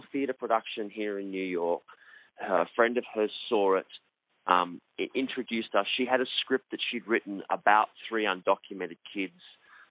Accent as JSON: {"language": "English", "town": "Melbourne", "region": "Victoria", "country": "Australia", "tie": "born or raised there", "also_born_or_lived": "Sydney", "said": "I was born in Melbourne. In Australia"}